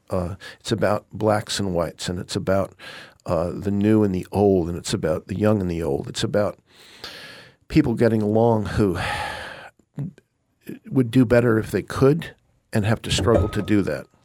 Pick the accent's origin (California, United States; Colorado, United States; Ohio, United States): Colorado, United States; growing up in Colorado, spending a lot of time on the ranch.